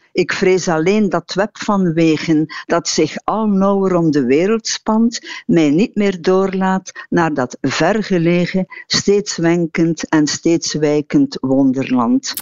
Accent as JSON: {"language": "Dutch", "town": "Harelbeke", "region": "Flanders", "country": "Belgium", "tie": "born or raised there", "said": "het huis waar ik ben opgegroeid in Harelbeke bij Kortrijk"}